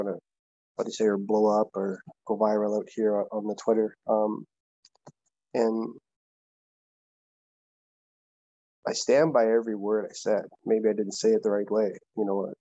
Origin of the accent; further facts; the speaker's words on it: Curve Lake First Nation, Ontario, Canada; now in Victoria, Canada; I'm from Curve Lake First Nation.